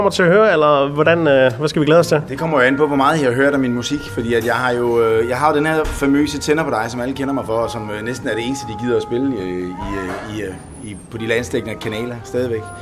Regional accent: Finland; Jeg er fra Finland.

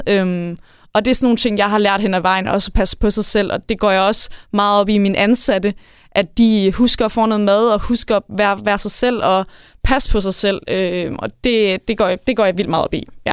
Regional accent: Værløse, Capital Region of Denmark, Denmark; also born or lived in Jutland; now in Varde, Denmark; jeg er født og opvokset på Sjælland i Værløs

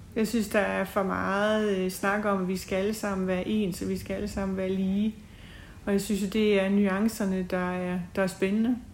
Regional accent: Vamdrup, Southern Denmark, Denmark; moved away as an adult; also born or lived in Kolding / United States / Copenhagen / Tinglev; now in Haderslev, Denmark; jeg er født og opvokset i Vamdrup

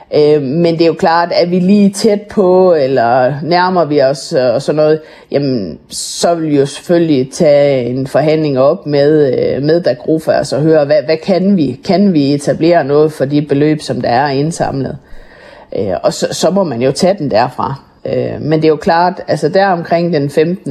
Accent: Jutland, Denmark; vi er sindige jyder

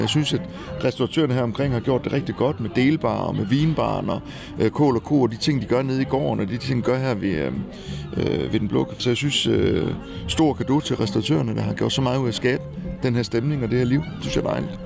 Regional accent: Kolding, Southern Denmark, Denmark; also born or lived in Rio de Janeiro, Brazil / United States / Norway / Copenhagen; jeg er jo vokset op i Kolding, så jeg, jeg kom, altså, jeg er jo ikke født i Kolding, jeg er født i Rio de Janeiro, men øh, Øh, adopteret og kommer så til som spæd.

